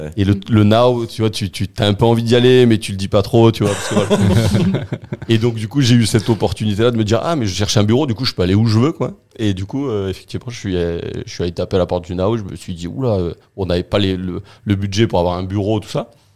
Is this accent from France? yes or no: yes; southern France, France; also born or lived in Béthune; now in Marseille, France; je suis arrivé dans le sud, j'avais 6 ans